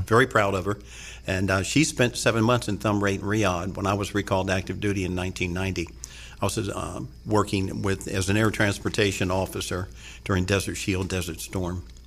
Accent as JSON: {"language": "English", "town": "Havelock", "region": "North Carolina", "country": "United States", "tie": "born or raised there", "said": "I'm a native North Carolinian, and I grew up in Havelock, North Carolina."}